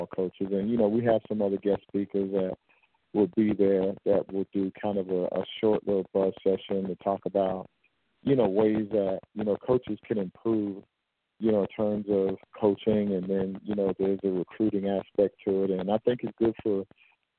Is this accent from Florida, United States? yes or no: yes; Belle Glade, Florida, United States; moved away as an adult; also born or lived in New York / Houston, Texas; I'm a Florida guy, born and raised in Belgrade, Florida